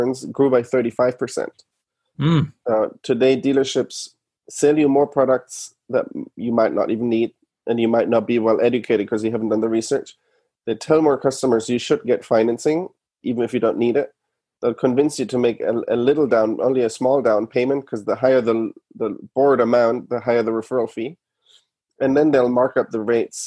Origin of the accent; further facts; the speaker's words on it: Germany; moved away as an adult; now in United States; I'm from Germany originally. I moved to the US in 11, went to Stanford Business School.